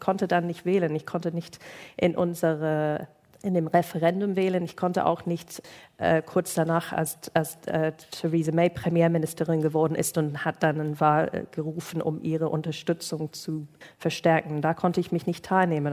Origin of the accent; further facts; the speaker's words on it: United Kingdom; German is a second language; moved away; mein Geburtsland